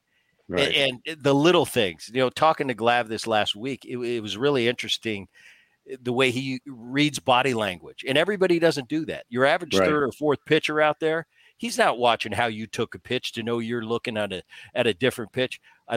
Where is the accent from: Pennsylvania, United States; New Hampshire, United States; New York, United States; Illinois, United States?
Pennsylvania, United States; Philadelphia; we grew up in Philly and it was Harry Callis.